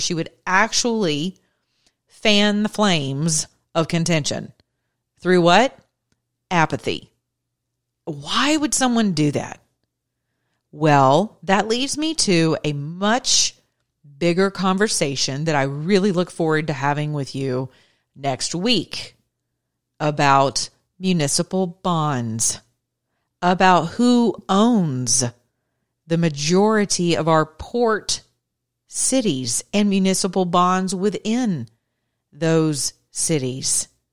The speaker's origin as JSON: {"language": "English", "country": "United States", "said": "I'm American"}